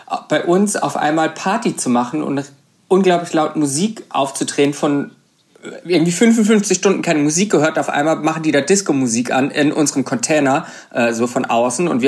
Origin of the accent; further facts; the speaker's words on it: Karlsruhe, Baden-Württemberg, Germany; also born or lived in Bruchsal; Nein, ich komme aus Karlsruhe Ka sogar. Direkt aus Karlsruhe.